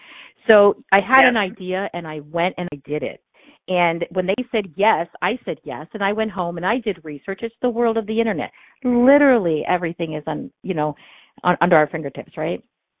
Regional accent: India; now in United States; So if it's not, if you can't tell by my name, I'm from India. And so I am an immigrant.

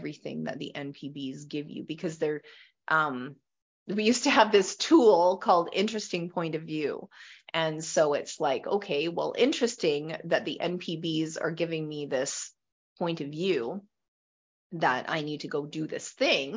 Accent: Western Canada, Canada; I am from Western Canada

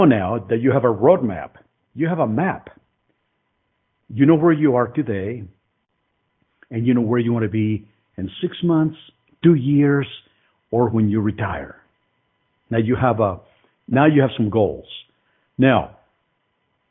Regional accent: Mexico City, Mexico; now in United States; I was born in Mexico City, economically disadvantaged country and family

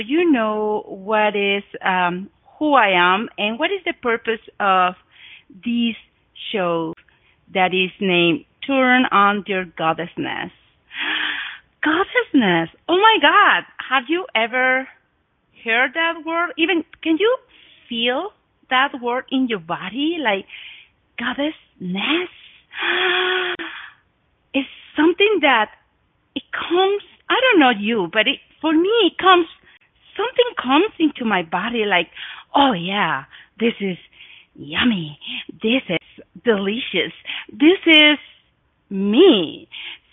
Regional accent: Oaxaca, Mexico; English is a second language; moved away as an adult; also born or lived in Guadalajara, Mexico; now in Montana, United States; I was born in Mexico. I was born in Oaxaca, which is south of Mexico.

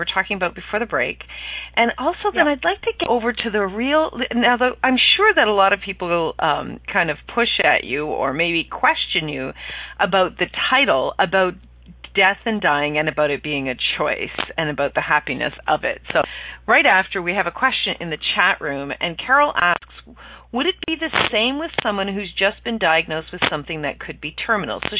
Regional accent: Ireland; I'm Irish

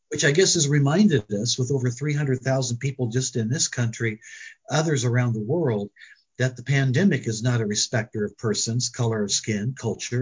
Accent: Springfield, Illinois, United States; when I was a little boy growing up in Springfield, Illinois

